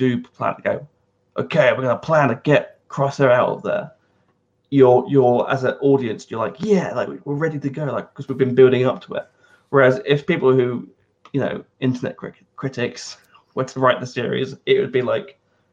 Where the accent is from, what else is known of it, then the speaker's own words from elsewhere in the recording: United States; I'm American.